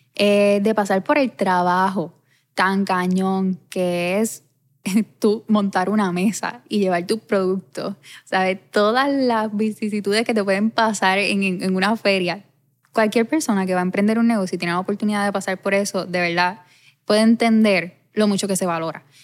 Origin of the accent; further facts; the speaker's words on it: Ponce, Puerto Rico; yo vivo enamorada de mi pueblo